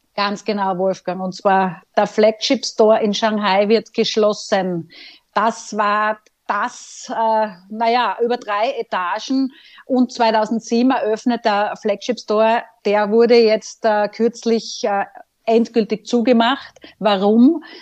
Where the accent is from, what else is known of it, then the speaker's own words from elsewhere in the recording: Austria; bei uns in Österreich